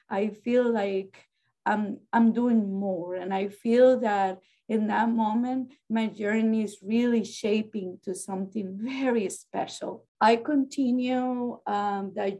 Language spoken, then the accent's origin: English; Costa Rica; English is a second language; moved away as an adult; now in United States; And I am from Costa Rica in Central America. I have been in this country for probably about 30 years now.